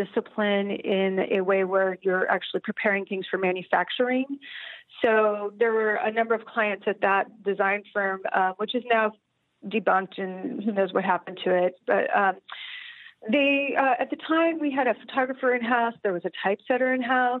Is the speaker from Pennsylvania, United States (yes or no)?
no; Bay Area, California, United States; also born or lived in San Francisco / San Luis Obispo; I grew up in the Bay Area